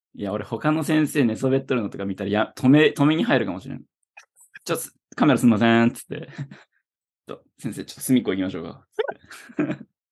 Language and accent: Japanese; Ishikawa, Japan; 千九百九十七年生まれ、石川育ちの二人